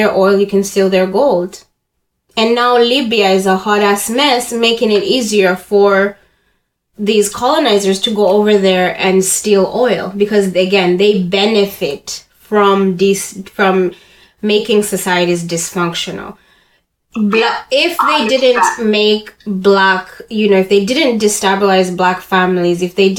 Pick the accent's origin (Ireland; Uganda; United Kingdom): Uganda; now in Canada; I hate saying I grew up in Canada because I was already like a fully developed human when I moved here. I was active in the Ugandan community